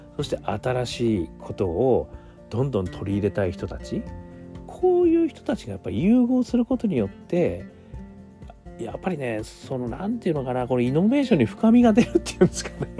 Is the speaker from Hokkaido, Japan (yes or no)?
yes; Hokkaido, Japan; moved away; 私、あの、北海道出身でございますので